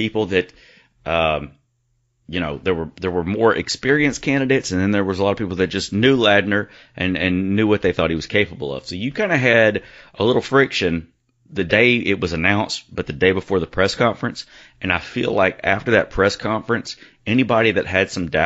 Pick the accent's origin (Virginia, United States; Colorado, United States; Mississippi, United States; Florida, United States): Mississippi, United States; Hattiesburg; I grew up in Lamar Park. He lived on Idlewild. I lived on Sandra Lane